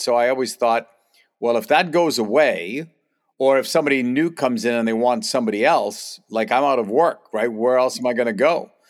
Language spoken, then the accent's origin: English; Boston, Massachusetts, United States; moved away; also born or lived in Pittsburgh / St. Louis; I grew up, I grew up in Boston, so it was a big hockey area.